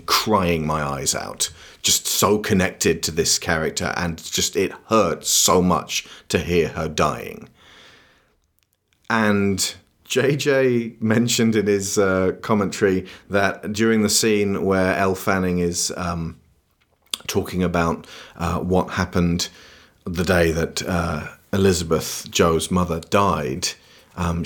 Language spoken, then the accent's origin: English; United Kingdom; As adult British people